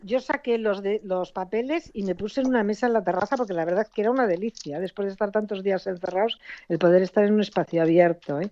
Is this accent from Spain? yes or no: yes; Cáceres, Extremadura, Spain; now in Galicia, Spain; Yo soy de Cáceres